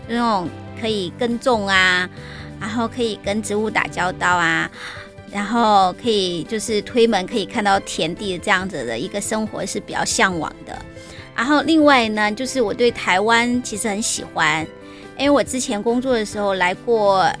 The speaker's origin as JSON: {"language": "Chinese", "region": "Sichuan", "country": "China", "tie": "born or raised there", "lives_now": "Taiwan", "said": "我是从小在都市里长大的小孩。"}